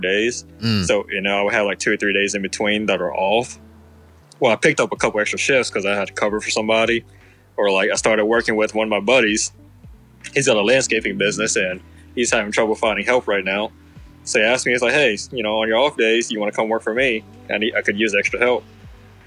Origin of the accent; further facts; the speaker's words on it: Hattiesburg, Mississippi, United States; also born or lived in New Orleans, Louisiana; I was born in New Orleans, Louisiana. And then about when I was about 6 or 7 years old, my parents wanted to get away from, you know, the big, busy city life. So they decided to move to small town, Hattiesburg, Mississippi.